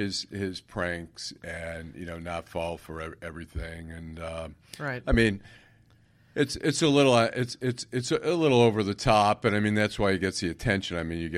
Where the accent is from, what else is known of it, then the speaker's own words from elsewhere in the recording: Oak Park, Michigan, United States; I grew up in Oak Park, where the Stage Deli was on 9 Mile Road. Then about a block down was the Katz's Deli.